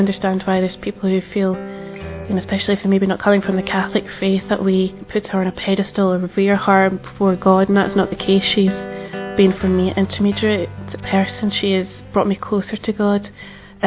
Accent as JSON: {"language": "English", "town": "Glasgow", "region": "Scotland", "country": "United Kingdom", "said": "I'm 26 and I'm from Glasgow in Scotland."}